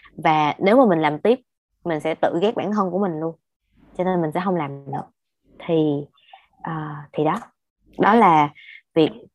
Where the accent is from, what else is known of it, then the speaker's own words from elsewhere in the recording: Ho Chi Minh City, Vietnam; tụi mình là người Sài Gòn và đi học đại học tại Sài Gòn